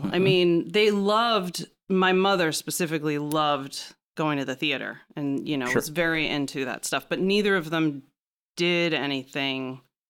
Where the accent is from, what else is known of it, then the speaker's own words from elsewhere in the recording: Syosset, New York, United States; moved away as an adult; now in Los Angeles, United States; I'm from Long Island.